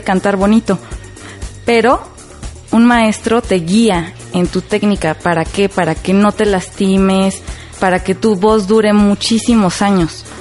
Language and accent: Spanish; Mexico; soy mexicana